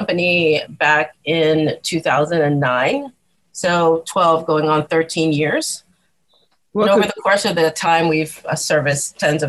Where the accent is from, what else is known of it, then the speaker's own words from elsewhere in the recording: New York City, New York, United States; I'm a Black woman of Haitian descent. My family came to New York in the 1960s. So I was raised in Brooklyn.